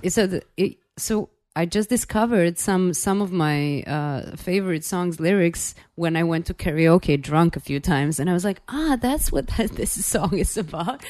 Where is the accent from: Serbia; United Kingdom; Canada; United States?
Serbia; Belgrade; I'm from Belgrade, Serbia